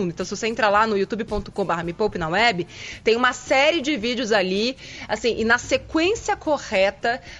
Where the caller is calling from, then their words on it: Caieiras, São Paulo, Brazil; sou de Caieiras.